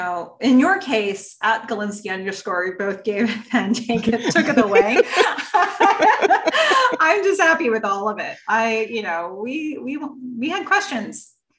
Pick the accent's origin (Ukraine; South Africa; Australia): Ukraine; first language Russian; I'm from Ukraine, but grew up speaking Russian only, which for me, I think that does put this in some context.